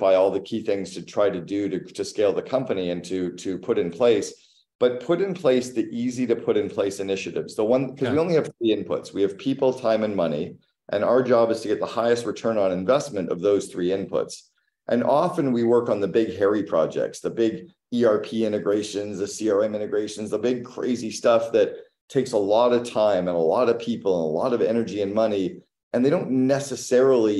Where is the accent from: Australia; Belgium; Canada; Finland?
Canada; I'm Canadian